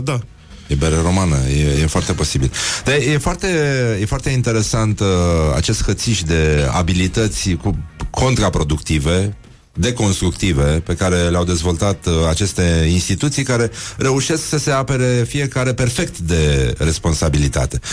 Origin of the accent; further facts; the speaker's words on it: Brăila, Brăila County, Romania; Eu sunt din Brăila